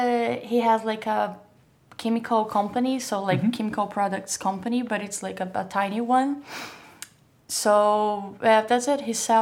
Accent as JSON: {"language": "English", "town": "Criciúma", "region": "Santa Catarina", "country": "Brazil", "tie": "born or raised there", "also_born_or_lived": "Paris / São Paulo", "second_language": "English", "moved": "yes", "said": "Criciúma, Santa Catarina is South Brazil."}